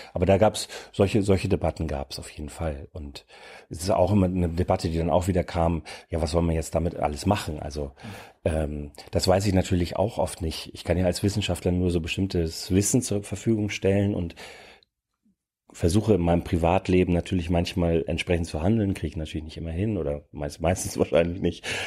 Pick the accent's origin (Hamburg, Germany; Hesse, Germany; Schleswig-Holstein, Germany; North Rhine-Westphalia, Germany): Schleswig-Holstein, Germany; near the Danish border; now in Berlin, Germany; Ich komme aus der Region in, an der dänischen Grenze in Schleswig-Holstein